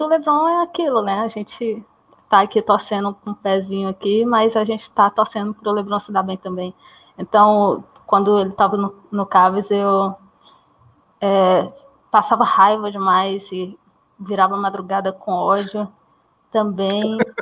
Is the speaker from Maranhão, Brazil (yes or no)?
yes; interior of Maranhão, Brazil; eu sou do Maranhão, do interior do Maranhão, então aqui é meio afastado